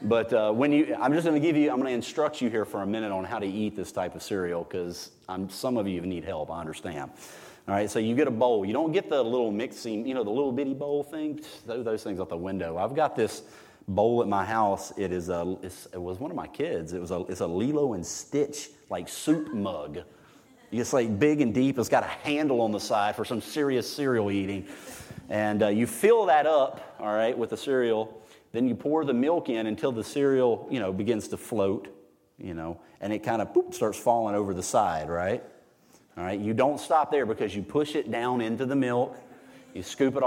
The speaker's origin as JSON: {"language": "English", "country": "United States", "said": "I'm an American"}